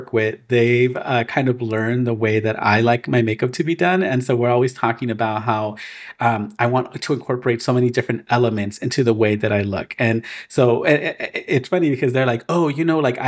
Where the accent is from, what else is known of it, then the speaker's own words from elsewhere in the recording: Inglewood, California, United States; I'm from Inglewood